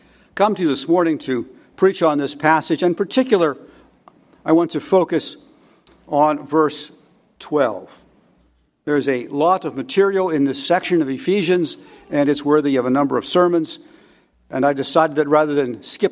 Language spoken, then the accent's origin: English; United States; as English speakers, as Americans